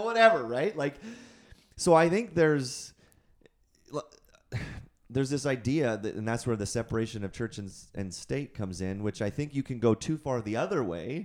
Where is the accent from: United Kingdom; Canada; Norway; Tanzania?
Canada; I'm also a Canadian citizen